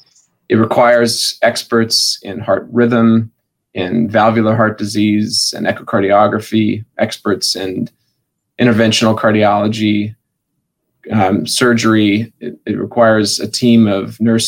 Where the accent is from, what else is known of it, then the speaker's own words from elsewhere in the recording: Wyoming, United States; moved away as an adult; now in Spokane, United States; I'm from Wyoming